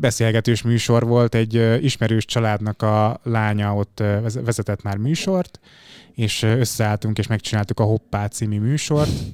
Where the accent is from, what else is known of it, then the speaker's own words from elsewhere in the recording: Fejér, Hungary; also born or lived in Budapest; én Budapesten születtem, de aztán a gyerekkorom az dobozon zajlott. Ez egy kis Fehér megyei falu, Alcsút, Felcsút, Kis Vasút